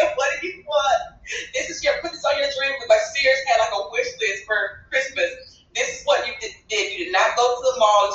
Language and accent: English; Greenville, Alabama, United States; I grew up in Greenville, Alabama